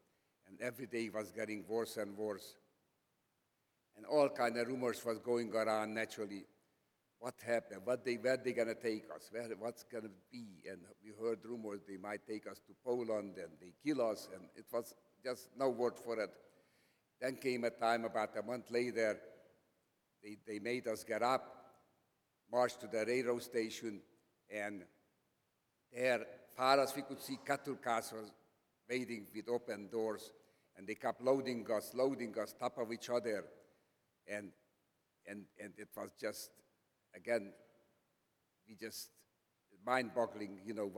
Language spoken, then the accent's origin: English; Slovakia; English is a second language; I was born in Czechoslovakia. My hometown was near the Hungarian border. So naturally we spoke Slovak, Czech, and so on.